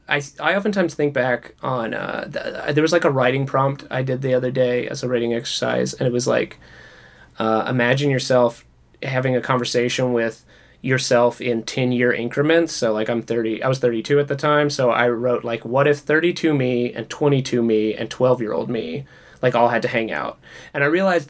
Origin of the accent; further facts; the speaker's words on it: the South, United States; now in Los Angeles, United States; growing up in the South